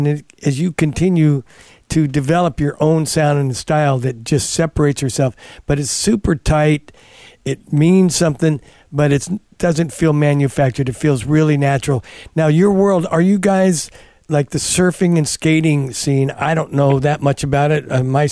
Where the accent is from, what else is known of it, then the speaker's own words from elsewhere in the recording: Novato, California, United States; So I was also telling Bastion, I grew up in Novato when I was a young kid, but that's a long time ago.